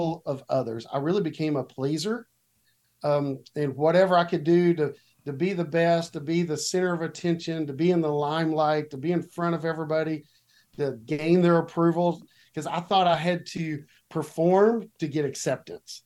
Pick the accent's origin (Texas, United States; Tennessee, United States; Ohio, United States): Texas, United States; Watauga; also born or lived in Fort Worth, Texas; I was born in Fort Worth, Texas, and lived here my entire life. That's still where I live today, in a little town on the north side of Fort Worth called Watauga, which if you're not from around here, you probably don't know that, but that's where I grew up, was Watauga